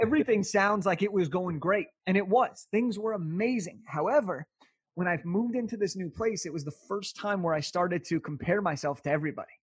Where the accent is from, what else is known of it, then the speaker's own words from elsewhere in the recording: Southern California, United States; I'm from Southern California, so I grew up a Laker fan